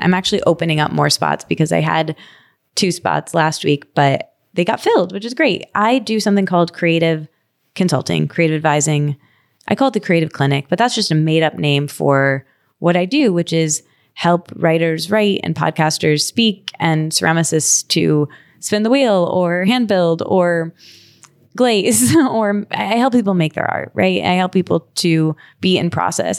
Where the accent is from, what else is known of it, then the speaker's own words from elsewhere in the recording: Michigan, United States; moved away as an adult; also born or lived in Detroit / New York / Australia; now in Los Angeles, United States; I grew up in Michigan